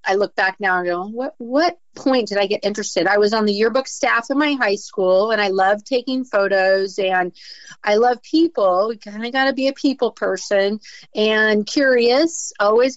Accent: just north of San Francisco, Northern California, United States; moved away as an adult; also born or lived in Guam; I was born and raised in Northern California, just north of San Francisco

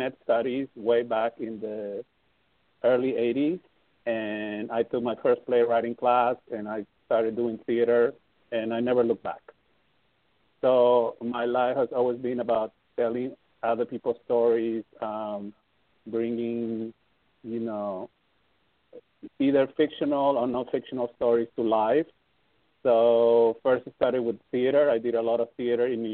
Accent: Peru; also born or lived in Amsterdam; now in Los Angeles, United States; I'm from Peru. So I went to my country

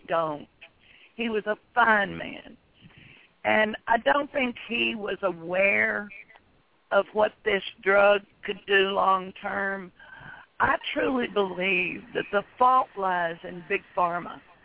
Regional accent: Tennessee, United States; moved away as an adult; now in Texas, United States; I was born in Tennessee, and in fact, all my children were born in Tennessee. And we moved to Texas in 1980

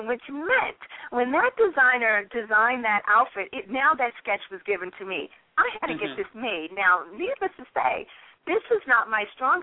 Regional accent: Boston, Massachusetts, United States; I'm originally from Massachusetts, Roxbury, Massachusetts

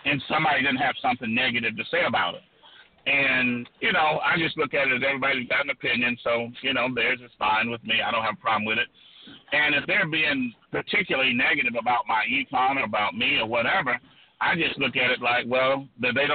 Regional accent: South Georgia, United States; I grew up poor in South Georgia, a rural agricultural community in South Georgia

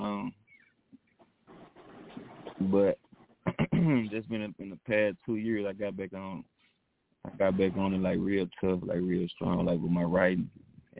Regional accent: Dallas, Texas, United States; I'm originally from Oak Cliff.

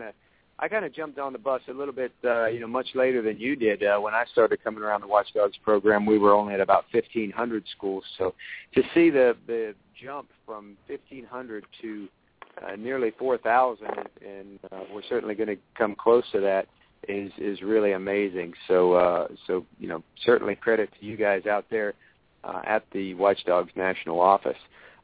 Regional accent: West Virginia, United States; born there; since I was born in the Mountain State, even though I didn't actually grow up there.

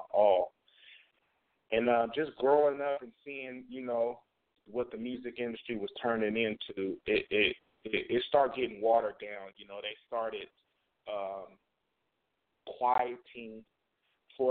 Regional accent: Oakland, California, United States; moved away; also born or lived in Vallejo, California; growing up, I'm from Oakland, California

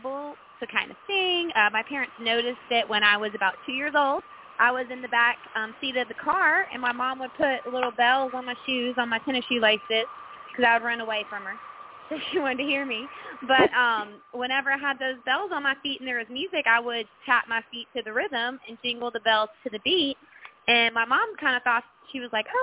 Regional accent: Memphis, Tennessee, United States; moved away as an adult; now in Nashville, United States; So I was born and raised in Memphis, and then I lived there for basically my entire life until I packed up here and moved to Nashville about 6 years ago.

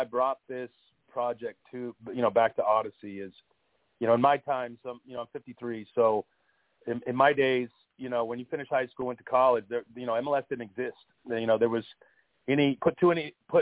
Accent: Fresno, California, United States; moved away as an adult; I grew up in Fresno and played at Fresno State

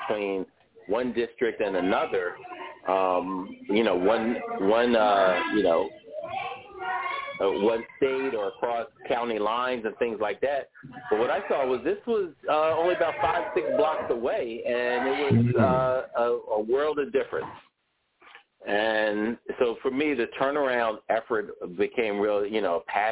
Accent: Philadelphia, Pennsylvania, United States; I grew up in West Philly, West Philadelphia, born and raised

